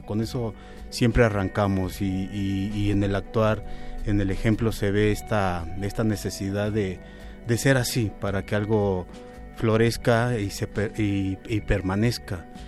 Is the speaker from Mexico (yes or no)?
yes; Mexico City, Mexico; Nací en Iztapalapa, una zona muy nice, y tuve una infancia con muchas carencias